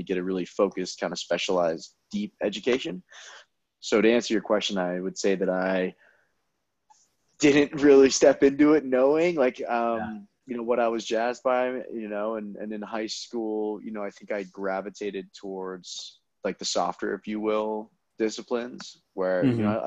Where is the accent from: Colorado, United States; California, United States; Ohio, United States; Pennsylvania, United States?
Colorado, United States; Denver; I was born and raised in Denver, Colorado